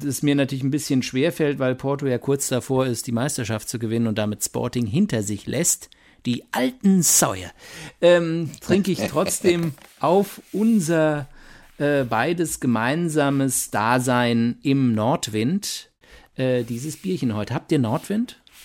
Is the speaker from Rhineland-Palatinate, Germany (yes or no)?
yes; Mainz, Rhineland-Palatinate, Germany; moved away; wir sind beide in Mainz geboren